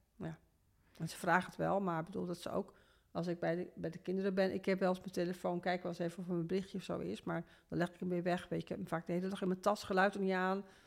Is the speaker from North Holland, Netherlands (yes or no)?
no; Veendam, Groningen, Netherlands; geboren in Noordoost-Groningen, in Veendam. Ehm, als oudste van een gezin van vijf kinderen. Wij woonden daar